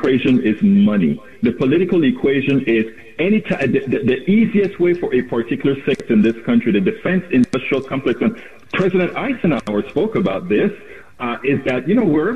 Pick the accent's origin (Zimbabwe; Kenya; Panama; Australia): Panama; now in United States; I am from Central America, Panama, originally